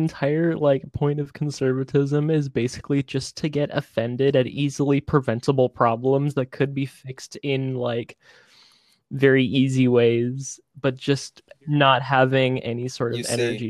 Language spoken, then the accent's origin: English; Canada; I'm {S0} Canadian. {S2} In the good country.